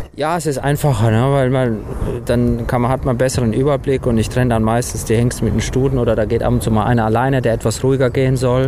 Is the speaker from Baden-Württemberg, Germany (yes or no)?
yes; Rastatt, Baden-Württemberg, Germany; also born or lived in Romania; Also ich war anderthalb Jahre, als wir nach Deutschland gekommen sind.